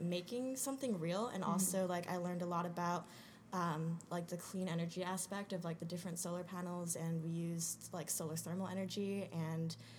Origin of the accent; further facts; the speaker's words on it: New Jersey, United States; also born or lived in Rhode Island; I am originally from New Jersey